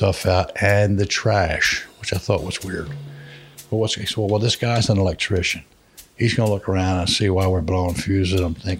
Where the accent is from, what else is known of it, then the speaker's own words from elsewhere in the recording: Philadelphia, Pennsylvania, United States; damn, Mississippi, I'm from Philadelphia.